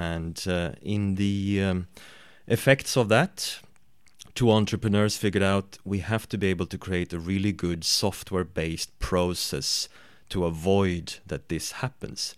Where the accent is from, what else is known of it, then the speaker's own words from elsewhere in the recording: Sweden; I am from Sweden